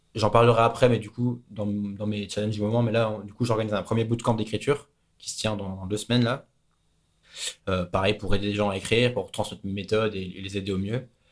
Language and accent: French; France; moved away; c'est là où est ma famille, c'est là où sont mes amis, c'est là où j'ai grandi.